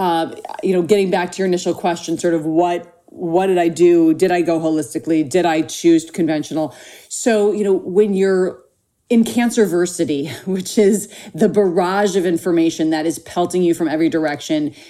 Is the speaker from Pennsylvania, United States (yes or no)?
no; Minnesota, United States; now in Los Angeles, United States; when I was growing up in Minnesota